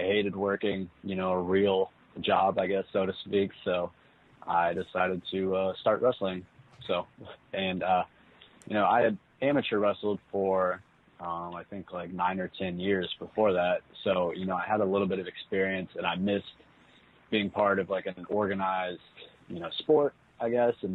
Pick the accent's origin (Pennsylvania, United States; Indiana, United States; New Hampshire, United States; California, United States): Indiana, United States; New Albany; I am from New Albany, Indiana, which is right across the river from Louisville